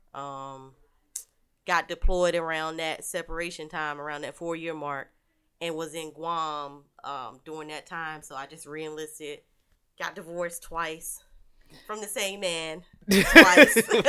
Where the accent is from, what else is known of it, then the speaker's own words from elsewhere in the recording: Warrenton, North Carolina, United States; Because I'm from the country. I'm from Warrenton, North Carolina